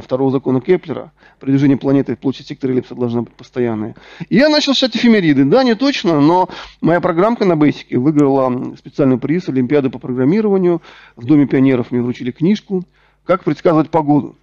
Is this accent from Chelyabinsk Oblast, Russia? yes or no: no; Rostov-on-Don, Rostov Oblast, Russia; also born or lived in Donetsk; Я сам из Ростова-на-Дону, закончил Донецкий государственный технический университет.